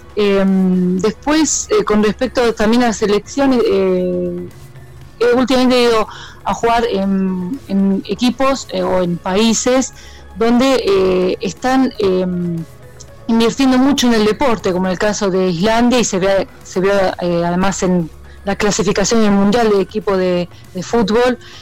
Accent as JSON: {"language": "Spanish", "country": "Argentina", "moved": "as an adult", "lives_now": "Iceland", "said": "como nosotras argentinas"}